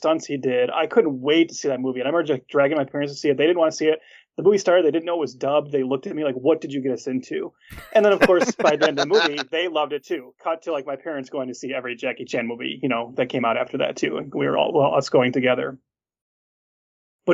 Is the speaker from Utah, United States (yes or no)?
no; Detroit, Michigan, United States; I grew up in the Metro Detroit area, and we had a local station here